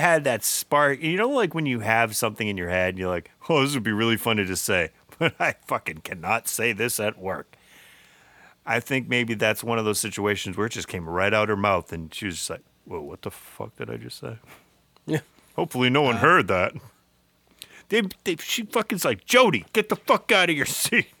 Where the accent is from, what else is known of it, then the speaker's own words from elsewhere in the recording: United States; we grew up in Middlesex County